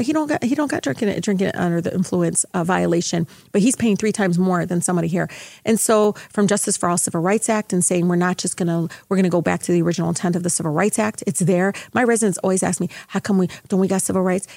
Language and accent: English; Detroit, Michigan, United States; I grew up in Southwest Detroit